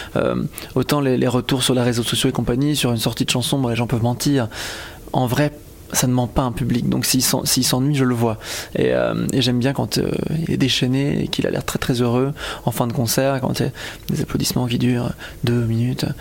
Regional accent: Belgium; loin de chez moi, parce que je suis belge

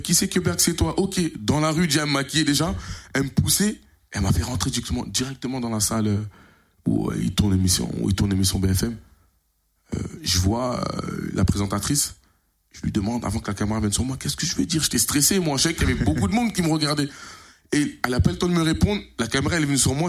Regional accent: Creil, Hauts-de-France, France; je dis Creil, Picardie

